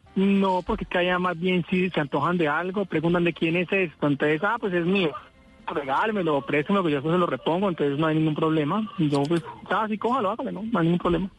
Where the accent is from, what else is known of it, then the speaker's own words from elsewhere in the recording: Buga, Valle del Cauca, Colombia; yo soy en Guadalajara de Buga, ciudad señora de la ciudad milagrosa.